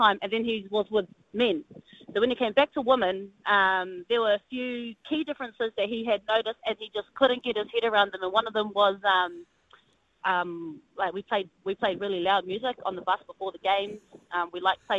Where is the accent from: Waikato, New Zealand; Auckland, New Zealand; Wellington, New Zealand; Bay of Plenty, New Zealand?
Bay of Plenty, New Zealand; Omaio; I'm from Umayo